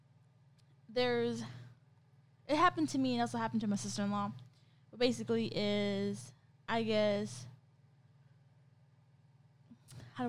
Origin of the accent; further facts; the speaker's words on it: California, United States; now in Ohio, United States; I come from California